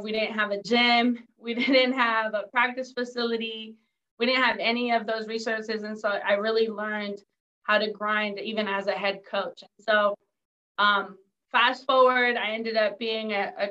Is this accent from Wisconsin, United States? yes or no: no; San Diego, California, United States; also born or lived in Mexico; I was born in Mexico, grew up in San Diego.